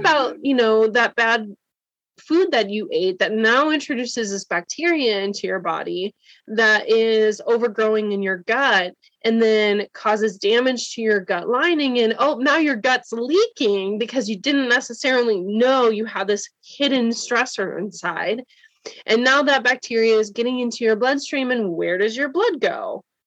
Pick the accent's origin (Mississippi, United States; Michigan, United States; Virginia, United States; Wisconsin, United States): Wisconsin, United States; now in Cincinnati, United States; I live in Cincinnati. I'm from Wisconsin though